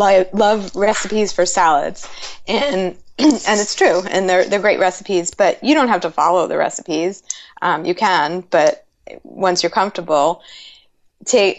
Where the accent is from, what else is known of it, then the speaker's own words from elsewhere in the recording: New York City, New York, United States; moved away; I'm from New York City, and whenever I go back home